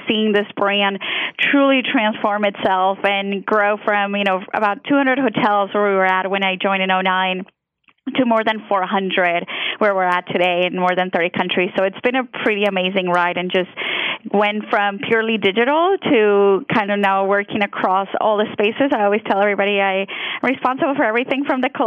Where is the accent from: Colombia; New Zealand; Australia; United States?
Colombia; English is a second language; moved away; I was born and raised in Colombia, so you might notice an accent come out here and there because English is my second language.